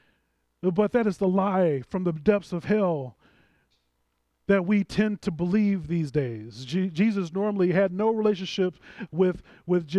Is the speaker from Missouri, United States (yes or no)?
yes; St. Louis, Missouri, United States; I'm a St. Louisan. I'm from St. Louis.